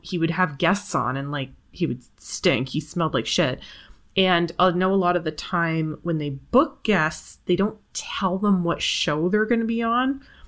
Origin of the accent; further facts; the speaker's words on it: Canada; as a Canadian person